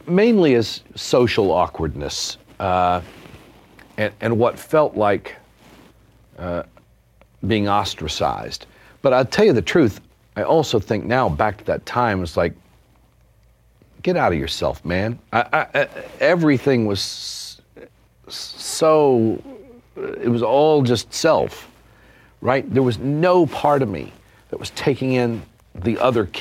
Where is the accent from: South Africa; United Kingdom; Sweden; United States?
United States; Durant, Oklahoma; at the Choctaw Community Center in Durant